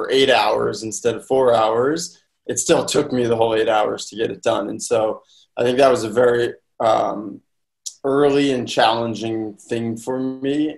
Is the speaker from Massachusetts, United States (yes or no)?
yes; Boston, Massachusetts, United States; I'm originally from Boston, Chestnut Hill to be exact